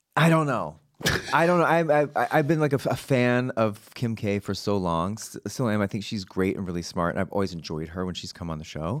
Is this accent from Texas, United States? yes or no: yes; Texas, United States; moved away; we're both from Texas